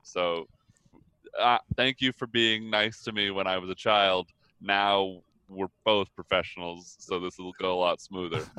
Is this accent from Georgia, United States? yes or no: yes; Atlanta, Georgia, United States; I grew up in the entertainment industry in Atlanta